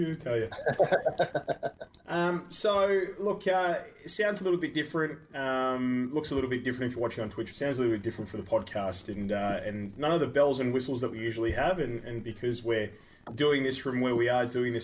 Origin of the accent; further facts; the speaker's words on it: Perth, Western Australia, Australia; We're from Perth, Western Australia